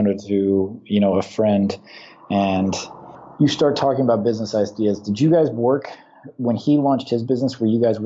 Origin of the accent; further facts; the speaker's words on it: San Francisco, California, United States; moved away; I was born in San Francisco